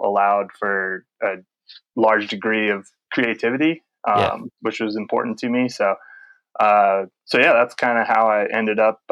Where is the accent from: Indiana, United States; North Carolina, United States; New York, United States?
North Carolina, United States; Charlotte; I grew up in Charlotte, North Carolina.